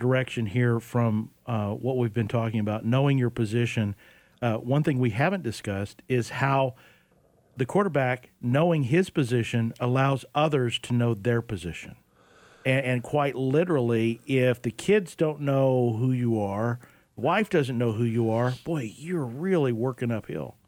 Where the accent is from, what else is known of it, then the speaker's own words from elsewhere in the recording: Oklahoma, United States; now in Arizona, United States; I grew up in Oklahoma.